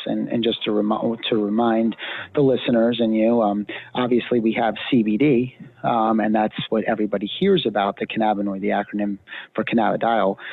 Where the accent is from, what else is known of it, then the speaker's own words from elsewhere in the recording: Pennsylvania, United States; moved away; I'm actually from Pennsylvania originally